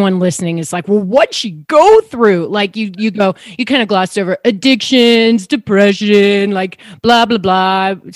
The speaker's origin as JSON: {"language": "English", "town": "Chicago", "region": "Illinois", "country": "United States", "tie": "born or raised there", "moved": "yes", "lives_now": "Colorado, United States", "said": "I grew up in Chicago, and now I live in Colorado"}